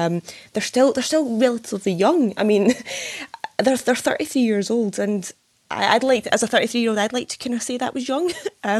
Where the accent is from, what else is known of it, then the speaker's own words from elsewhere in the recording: East Kilbride, Scotland, United Kingdom; Yeah, I am from East Kilbride. Good old little East Kilbride.